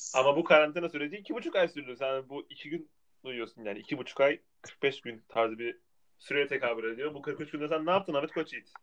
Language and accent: Turkish; Tunceli Province, Turkey; Tunceli olduğum için.